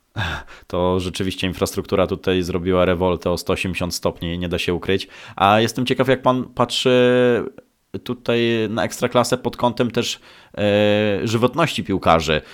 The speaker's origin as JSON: {"language": "Polish", "town": "Szczecin", "region": "West Pomeranian Voivodeship", "country": "Poland", "said": "Ja pochodzę ze Szczecina"}